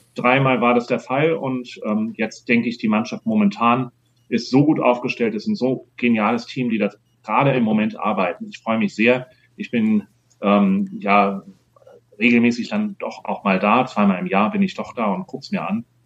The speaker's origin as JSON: {"language": "German", "region": "Hamburg", "country": "Germany", "moved": "yes", "said": "Ich fühle mich noch als Hamburger"}